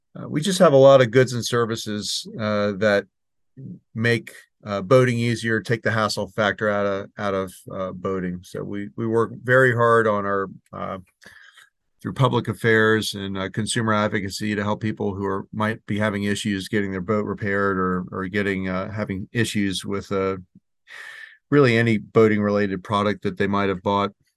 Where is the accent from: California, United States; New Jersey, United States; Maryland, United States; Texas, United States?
Maryland, United States; here in Maryland, my home state